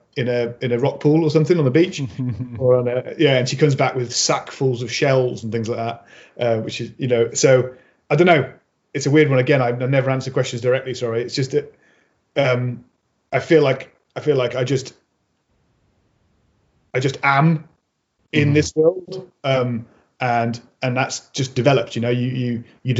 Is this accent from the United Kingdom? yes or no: yes; Mid Wales, United Kingdom; also born or lived in Birmingham; I grew up on a small holding on the side of a hill in Wales, where, you know, we didn't we moved from Birmingham when I was four